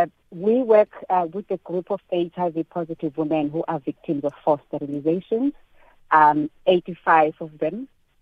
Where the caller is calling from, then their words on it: Durban, KwaZulu-Natal, South Africa; I'm calling you from Durban.